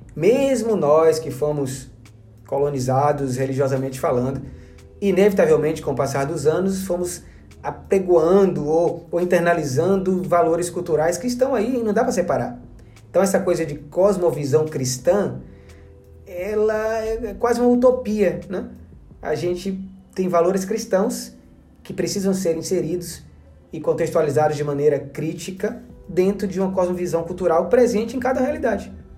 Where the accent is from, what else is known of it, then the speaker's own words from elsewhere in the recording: Salvador, Bahia, Brazil; eu mesmo fui criado em Salvador